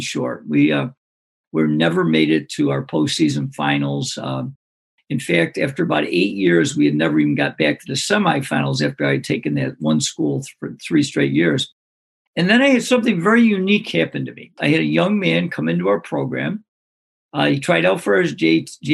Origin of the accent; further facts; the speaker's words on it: Greece, New York, United States; my hometown called Greece, New York, which is a suburb of Rochester.